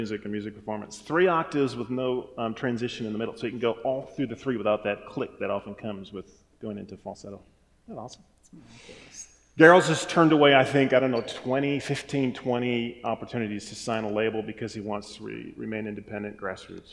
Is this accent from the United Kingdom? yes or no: no; Wisconsin, United States; I'm from Wisconsin, so we say some funny things up there